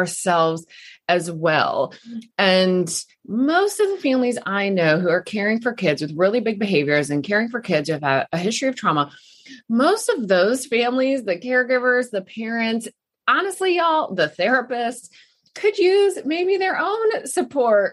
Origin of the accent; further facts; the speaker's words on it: Midwest, United States; moved away; also born or lived in Texas; growing up in the Midwest